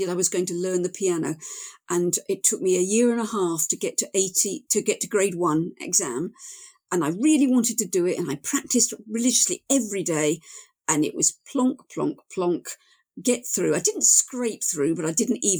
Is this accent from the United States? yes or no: no; Kent, South East England, United Kingdom; I'm from Kent